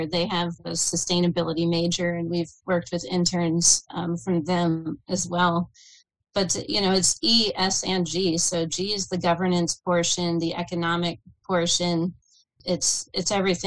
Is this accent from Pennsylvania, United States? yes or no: yes; Pittsburgh, Pennsylvania, United States; now in Harrisburg, United States; I'm outside Harrisburg now, but I'm born and raised in Pittsburgh. I'm a Pittsburgh girl through and through, black and yellow